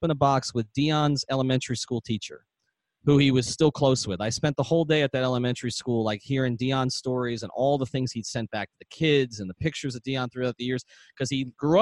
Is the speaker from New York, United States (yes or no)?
yes; New York City, New York, United States; I'm from Queens